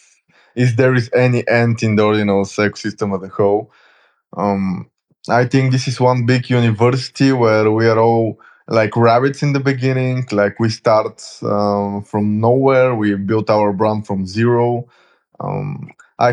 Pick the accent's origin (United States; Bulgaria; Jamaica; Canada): Bulgaria; I'm from Bulgaria.